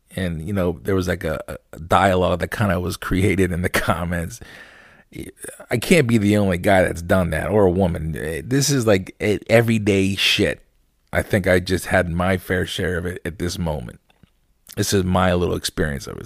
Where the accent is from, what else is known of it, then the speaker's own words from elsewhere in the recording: Lancaster, Pennsylvania, United States; also born or lived in Landisville, Pennsylvania; I grew up in Lancaster, born and raised